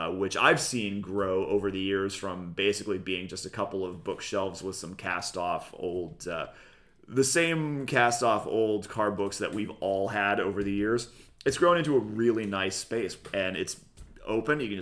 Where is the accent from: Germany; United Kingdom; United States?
United States; El Segundo, California; here in El Segundo, my hometown.